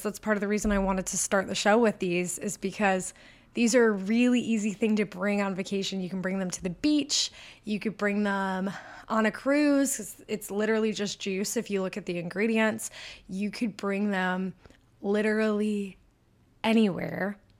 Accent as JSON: {"language": "English", "region": "Michigan", "country": "United States", "accent": "super northern", "said": "I'm from Michigan, if you can't tell by my super northern accent."}